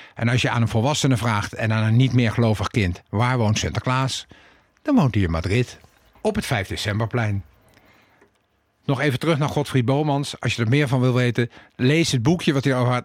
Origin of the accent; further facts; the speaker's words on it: The Hague, South Holland, Netherlands; toen ik vijf jaar was en in eh, de Cornelis Jolstraat woonde